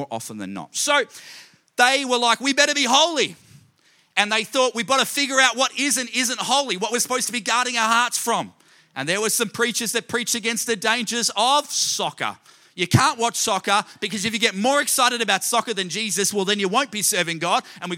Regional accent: Australia; I grew up in Australia

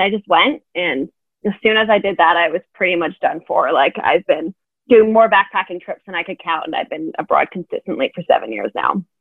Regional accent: Canada; now in Europe; I am a Canadian entrepreneur

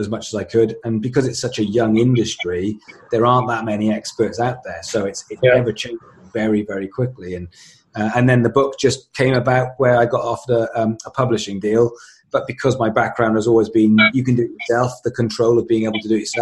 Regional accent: Swansea, Wales, United Kingdom; I grew up in Swansea in South Wales, became a musician

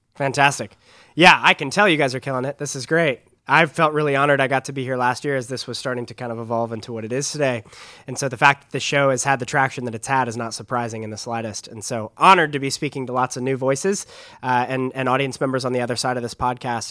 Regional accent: San Diego, California, United States; I'm from San Diego, California, just down the road.

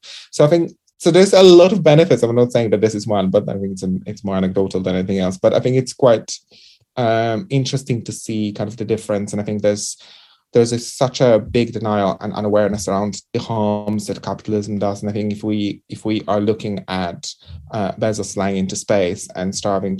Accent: Poland; accent: Eastern European or Central Europe; moved away; I think I grew up in Poland, and when I was educated in Poland

